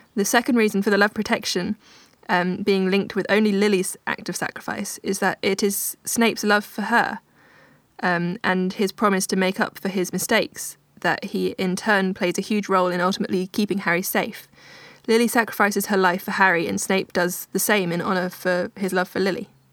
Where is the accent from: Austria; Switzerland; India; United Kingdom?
United Kingdom; Oxford, South East England; in Oxford, my hometown